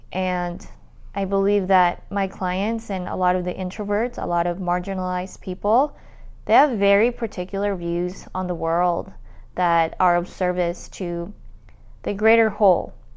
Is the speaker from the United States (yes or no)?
yes; Utah, United States; also born or lived in Colombia; I grew up in uh, Utah. I am a daughter of Colombian immigrants. I'm an immigrant too